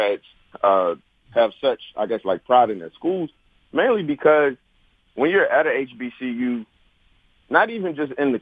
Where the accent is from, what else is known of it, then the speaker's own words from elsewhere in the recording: Petersburg, Virginia, United States; I'm from Petersburg, Virginia, Etchard, Virginia, South Chesterfield, whatever they're calling it now